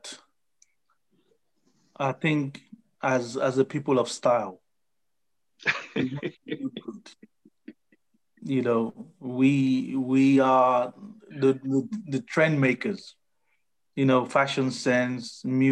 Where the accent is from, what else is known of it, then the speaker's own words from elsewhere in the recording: Nigeria; now in United Kingdom; growing up as a Nigerian